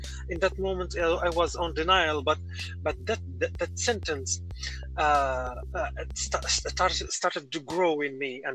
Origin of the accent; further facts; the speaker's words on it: Morocco; I am from Morocco